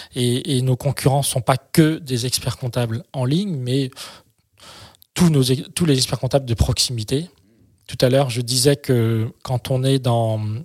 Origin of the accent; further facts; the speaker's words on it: France; chez nous en France